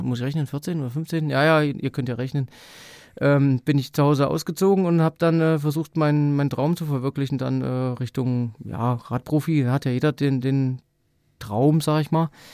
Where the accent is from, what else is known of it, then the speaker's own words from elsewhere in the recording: eastern Germany, Germany; bei uns im Osten